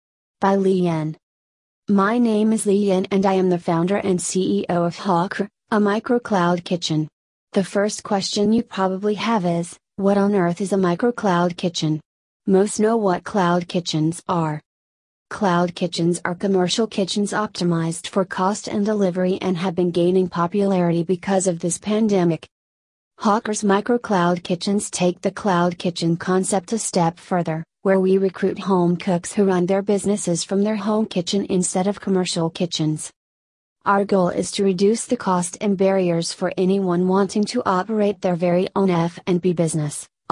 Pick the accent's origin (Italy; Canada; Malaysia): Malaysia; That was when I decided to move this startup back to my home country, Malaysia, late last year.